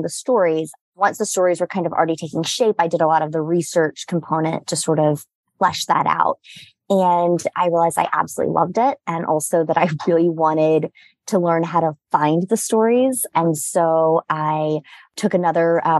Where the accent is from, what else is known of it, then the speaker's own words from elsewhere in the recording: Durham, North Carolina, United States; moved away as an adult; now in New York, United States; I'm from Durham, North Carolina, and I moved to New York for school